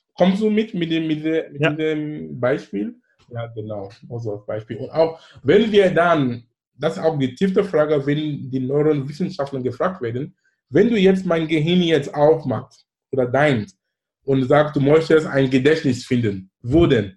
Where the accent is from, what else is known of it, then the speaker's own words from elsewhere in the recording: Cameroon; German is a second language; now in Hamburg, Germany; in Kamerun sein, wo ich herkomme